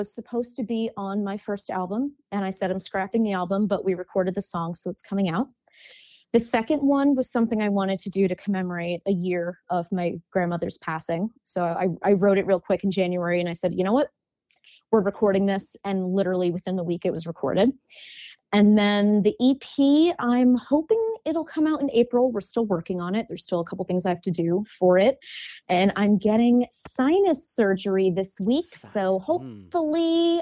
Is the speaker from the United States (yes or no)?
yes; Hasbrouck Heights, New Jersey, United States; I'm from Hasbrook Heights.